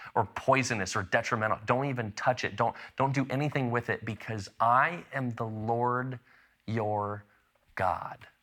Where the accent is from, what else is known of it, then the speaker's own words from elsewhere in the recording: Chicago, Illinois, United States; also born or lived in Lexington, Illinois; I spent a, a decent chunk of my childhood growing up in the Chicago suburbs, but even before I lived in Chicago, I actually lived in a tiny little town in central Illinois called Lexington